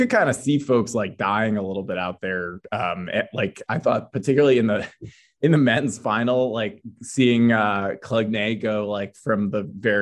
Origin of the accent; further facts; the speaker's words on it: East Coast, United States; I grew up on the East Coast, grew up racing at the East Coast University circuit